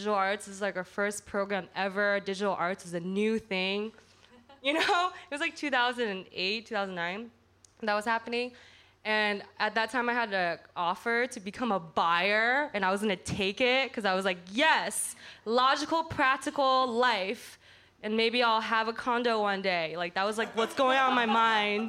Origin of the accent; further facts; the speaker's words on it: Portland, Oregon, United States; also born or lived in Chicago; now in New York, United States; I grew up in Portland